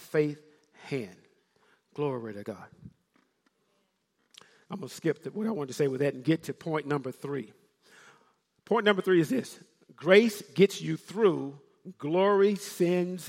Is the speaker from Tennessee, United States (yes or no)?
yes; Memphis, Tennessee, United States; I'm from Memphis, Tennessee. I can say ain't